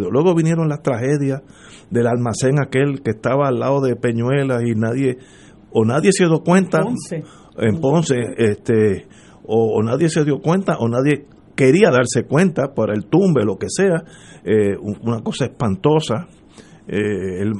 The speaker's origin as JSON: {"language": "Spanish", "country": "Cuba", "said": "Yo me fui de Cuba, la situación económica es pésima y yo estoy empezando la vida"}